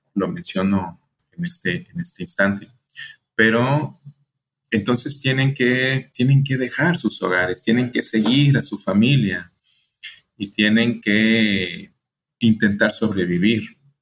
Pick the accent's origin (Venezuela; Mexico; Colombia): Mexico; Colima; also born or lived in El Paso, Texas; yo soy de México, nací en Colima, Colima, aquí muy cerquitas de Jalisco.